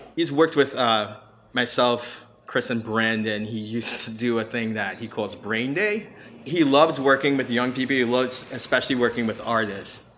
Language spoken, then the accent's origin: English; Trinidad & Tobago; also born or lived in Miami; now in Hilton Head, United States; originally from Trinidad